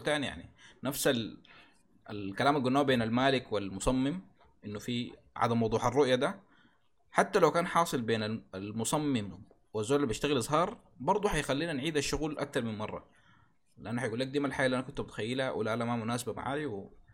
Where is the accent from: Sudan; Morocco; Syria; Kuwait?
Sudan; عندنا في السودان